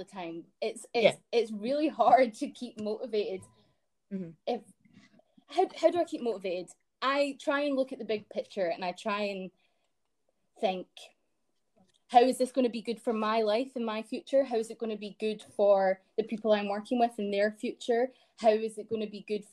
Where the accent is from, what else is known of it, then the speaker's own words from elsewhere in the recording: Dunblane, Scotland, United Kingdom; also born or lived in Glasgow; I grew up in Dunblane, which is a sort of... It's very middle class